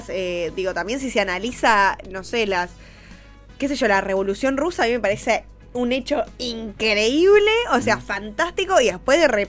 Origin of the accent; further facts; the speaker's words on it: Minas Gerais, Brazil; Spanish is a second language; Yo soy de Brasil